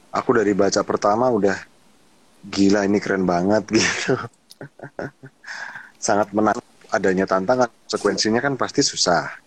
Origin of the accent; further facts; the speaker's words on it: Java, Indonesia; Nah, kebetulan di Hasanah aku sebagai orang Jawa itu juga Kak suung kayak Manekung